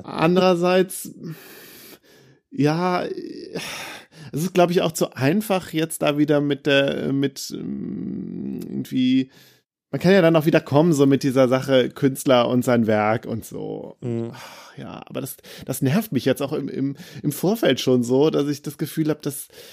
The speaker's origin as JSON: {"language": "German", "area": "Bergisches Land", "region": "North Rhine-Westphalia", "country": "Germany", "said": "ich komme ja aus dem Bergischen Land"}